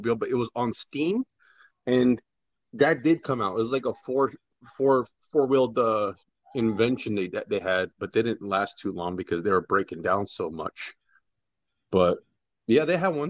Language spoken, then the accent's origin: English; New Jersey, United States; moved away; I'm from Jersey